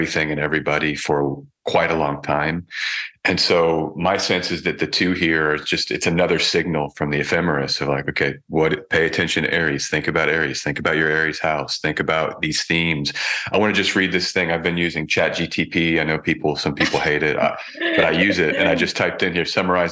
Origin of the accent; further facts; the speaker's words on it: United States; moved away as an adult; I've left America, left my home country